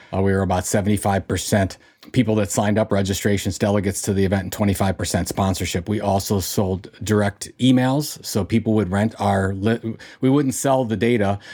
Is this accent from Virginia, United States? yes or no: no; Cleveland, Ohio, United States; in Cleveland, in Cleveland, Ohio. That's my hometown